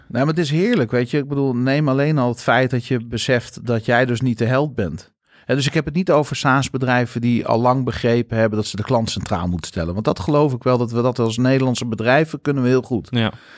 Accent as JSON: {"language": "Dutch", "country": "Netherlands", "said": "wij als Nederlanders doen."}